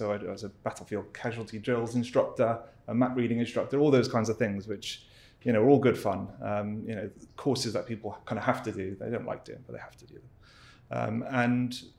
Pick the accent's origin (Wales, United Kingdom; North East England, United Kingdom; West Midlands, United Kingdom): Wales, United Kingdom; Cardiff; I grew up in Wales, in Cardiff.